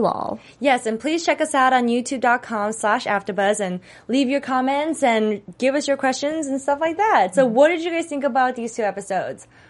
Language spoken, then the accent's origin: English; Texas, United States; I grew up in Texas